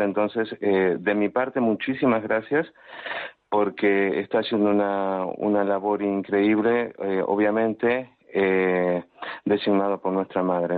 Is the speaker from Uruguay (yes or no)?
yes; Uruguay; now in Palma de Mallorca, Spain; soy nativo de Uruguay